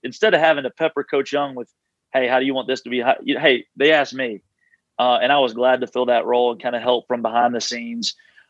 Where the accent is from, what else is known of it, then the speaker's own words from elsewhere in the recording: Southeast, United States; I'm kind of more of the Southeast guy, being in the Southeast, growing up in the Southeast, being at Wofford, all that stuff.